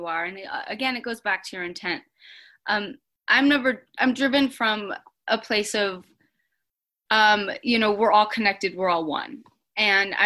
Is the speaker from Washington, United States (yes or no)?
no; Colorado, United States; now in Los Angeles, United States; I was raised in Colorado